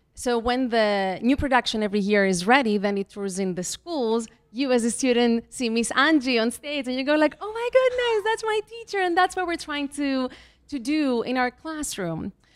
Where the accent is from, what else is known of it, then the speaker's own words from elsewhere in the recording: Greece; moved away as an adult; also born or lived in Mexico / Athens, Greece / Belgium / California, United States; now in New York City, United States; I was born in Mexico. Um, I went to school a little bit there. We left, we emigrated to Greece